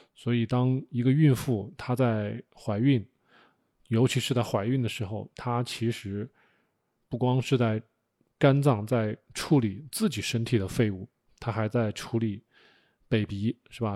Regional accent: China; 我们作为中国人 吃惯了五谷杂粮

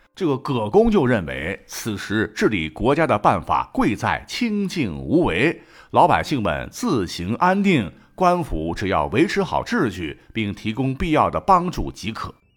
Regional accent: Shandong, China; 我们山东这边呢，劝酒的套路很多

